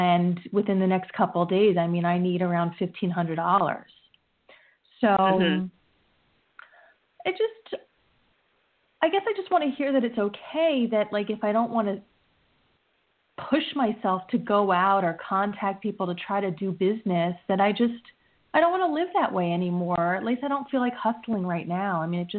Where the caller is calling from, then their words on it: New Jersey, United States; Jessica, New Jersey.